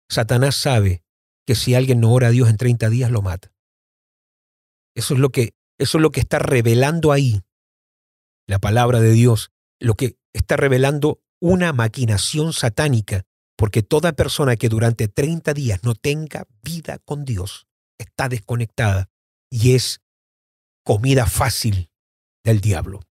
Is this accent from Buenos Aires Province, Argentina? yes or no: no; Mendoza, Argentina; born there; Yo nací en Mendoza, Argentina en el año 76 y vuelvo a visitar Mendoza, Argentina, obviamente ya adulto.